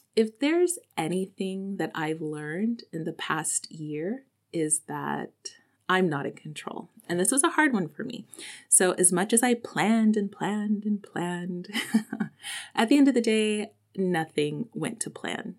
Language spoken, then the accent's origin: English; Texas, United States; moved away; also born or lived in South Korea; as a Texan